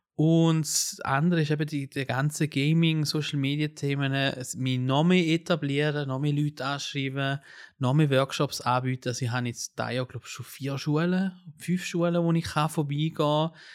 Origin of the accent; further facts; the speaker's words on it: Switzerland; also born or lived in Italy; Also ich bin ja Schweizer und Italiener